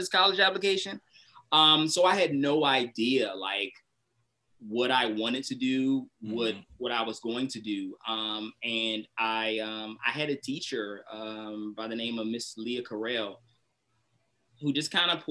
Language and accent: English; United States; I'm from, born and raised in Southeast